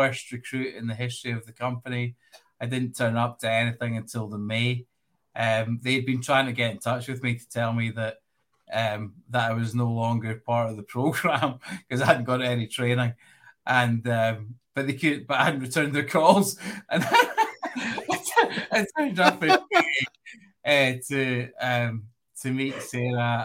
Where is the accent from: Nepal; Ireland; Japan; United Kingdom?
United Kingdom; Glasgow, Scotland; also born or lived in Edinburgh; I grew up in Glasgow, in the west coast of Scotland.